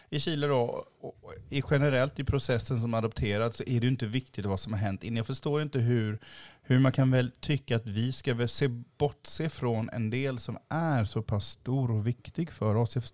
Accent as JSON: {"language": "Swedish", "country": "Haiti", "lives_now": "Sweden", "said": "Jag har en enorm stolthet i att jag var från Haiti eh, och ser ut som jag gör nu."}